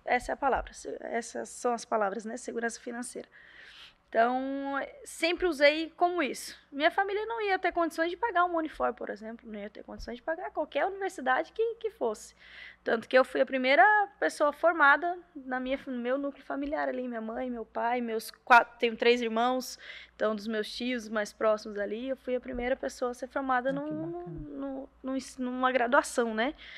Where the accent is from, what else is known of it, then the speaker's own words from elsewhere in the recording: Balneário Camboriú, Santa Catarina, Brazil; also born or lived in Paraná; now in Fortaleza, Brazil; Eu sou nascida no Paraná, mas fui com sete anos para Santa Catarina, então minha vida, a maior parte foi ali.